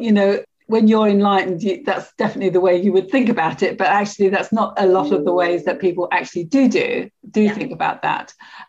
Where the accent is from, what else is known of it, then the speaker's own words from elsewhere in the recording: London, United Kingdom; accent: Cockney; I distinctly remember adjusting my accent to the upper middle class when I went to university, you know, from being a very Cockney style accent when I lived in Paddington.